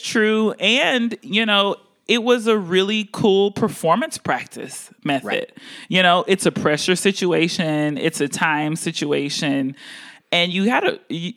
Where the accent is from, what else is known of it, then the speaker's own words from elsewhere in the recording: Houston, Texas, United States; also born or lived in Baltimore; now in Boston, United States; I'm from Houston, Texas